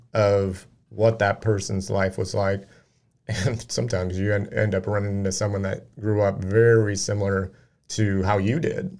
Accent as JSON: {"language": "English", "town": "Peoria", "region": "Illinois", "country": "United States", "tie": "born or raised there", "moved": "yes", "said": "I moved away from Peoria"}